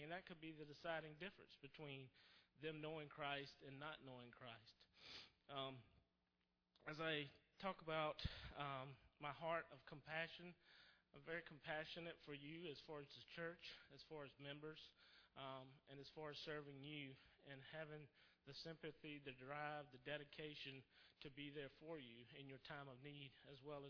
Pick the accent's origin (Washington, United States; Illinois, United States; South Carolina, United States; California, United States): South Carolina, United States; also born or lived in Roanoke, Virginia; now in Richmond, United States; He lives in South Carolina, where we're originally from